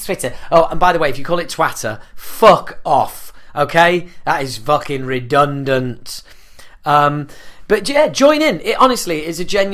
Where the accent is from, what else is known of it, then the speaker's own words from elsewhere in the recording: Yorkshire and the Humber, United Kingdom; I'm a Yorkshireman